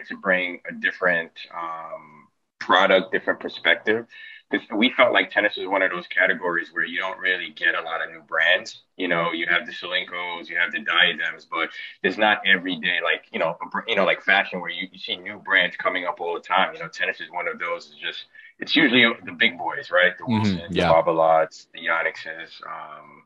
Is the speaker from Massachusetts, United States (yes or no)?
no; New York City, New York, United States; I grew up in New York City, Brooklyn, East Flatbush, Brooklyn.